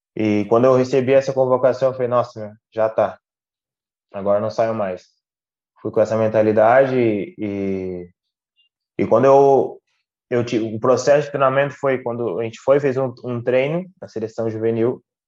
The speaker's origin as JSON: {"language": "Portuguese", "town": "Passo Fundo", "region": "Rio Grande do Sul", "country": "Brazil", "tie": "born or raised there", "also_born_or_lived": "São Paulo", "moved": "as an adult", "lives_now": "Portugal", "said": "eu saí de Passo Fundo"}